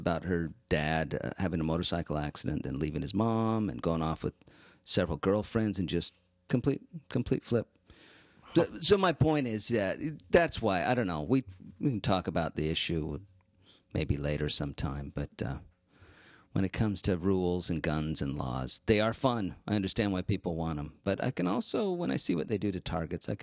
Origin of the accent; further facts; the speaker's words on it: Mapleton, Utah, United States; also born or lived in Springville, Utah; this is from my hometown, Springville, Utah. It's where I grew up, Mapleton, Utah, but I went to Springville High